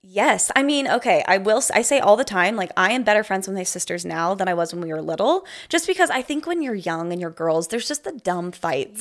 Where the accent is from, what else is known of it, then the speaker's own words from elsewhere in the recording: Provo, Utah, United States; moved away as an adult; I grew up in Provo, Utah